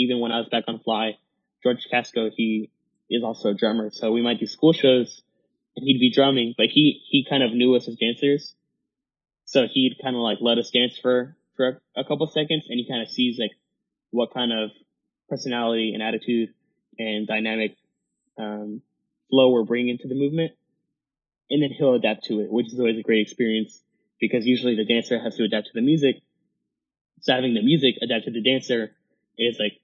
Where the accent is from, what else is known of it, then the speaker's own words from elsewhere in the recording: Colombia; now in Houston, United States; I'm Colombian, so I do bring a lot of, like, Latin roots to my choreography